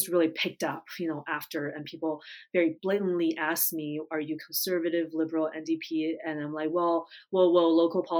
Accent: United States; also born or lived in Japan; I grew up in the States, not too far from New York City

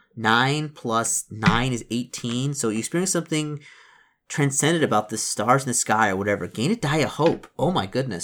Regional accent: Detroit, Michigan, United States; I'm from Detroit.

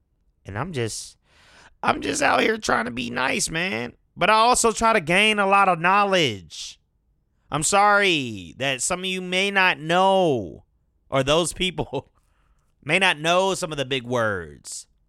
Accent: Detroit, Michigan, United States; born there; also born or lived in California; now in Atlanta, United States; I was born in Detroit. Moved to California, then moved to Atlanta. Spent significant time in all of them, years at least. Been in Atlanta most of my life.

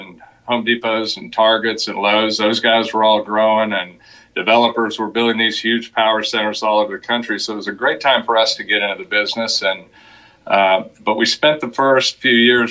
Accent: Dallas, Texas, United States; also born or lived in Austin; I grew up in Dallas, went to school down in Austin, University of Texas, came back to Dallas in 1983

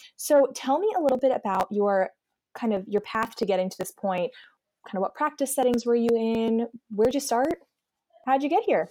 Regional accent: Eastern Pennsylvania, United States; also born or lived in Baltimore, Maryland; now in Midwest, United States; I'm from Eastern Pennsylvania

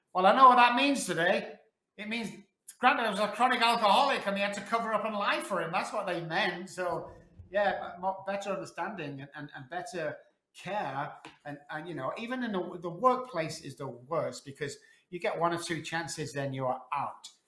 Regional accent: Manchester, North West England, United Kingdom; moved away as an adult; now in Texas, United States; I was on the streets for 14 months back in Manchester, UK

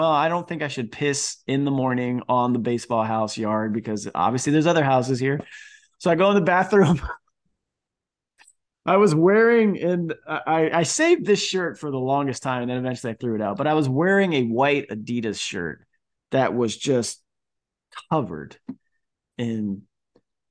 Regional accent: Florida, United States; also born or lived in New York; I was from Florida playing at school in New York

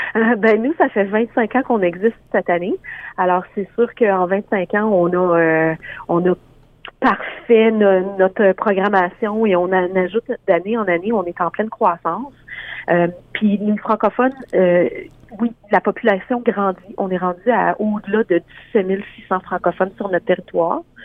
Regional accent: Canada; on est Canadien français

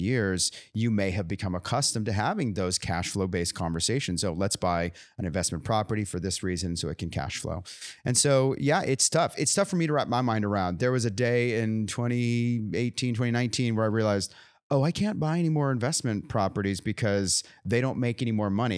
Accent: California, United States; moved away; I grew up in California.

